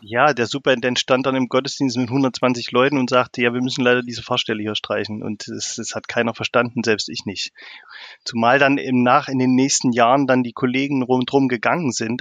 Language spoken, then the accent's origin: German; Thuringia, Germany; also born or lived in Greifswald / Munich / South Africa; Also ich komme eigentlich aus Thüringen und bin auch hier sozialisiert.